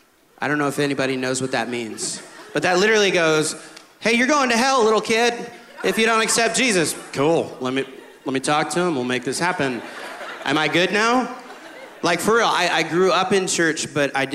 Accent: Midwest, United States; I grew up in the Midwest

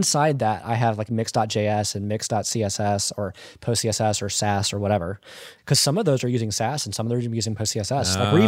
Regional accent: Georgia, United States; Okay. I'm from Georgia.

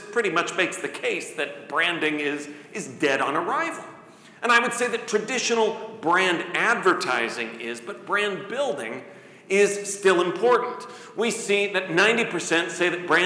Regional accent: Midwest, United States; now in Coralville, United States; I'm from the Midwest

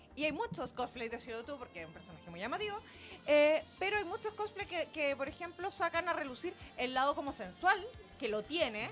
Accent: Chile; soy la única chilena que lo tiene

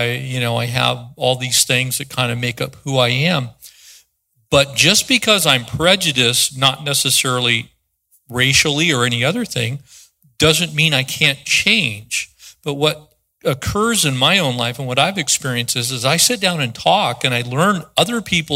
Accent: East San Diego County, California, United States; I was born in San Diego County, grew up in East San Diego County

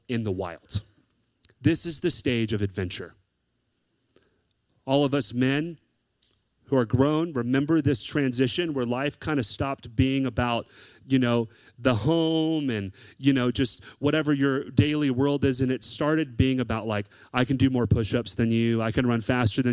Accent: the South, United States; I grew up in the South

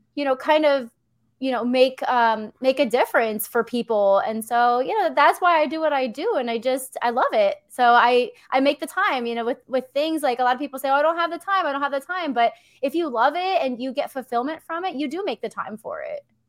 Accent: Philadelphia, Pennsylvania, United States; I grew up in Pennsylvania

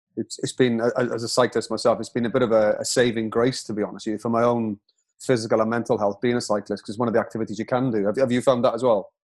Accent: Wales, United Kingdom; being a proud Welshman myself

